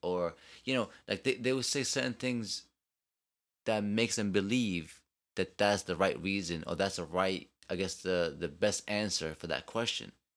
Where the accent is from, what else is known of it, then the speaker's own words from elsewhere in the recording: New York, United States; I'm from New York, I talk fast